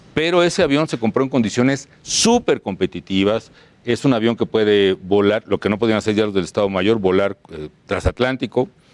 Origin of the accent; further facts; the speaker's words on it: Morelia, Michoacán, Mexico; camioncito de esos rurales guajoloteros que le llamamos en mi tierra, es que iban de Morelia a Charo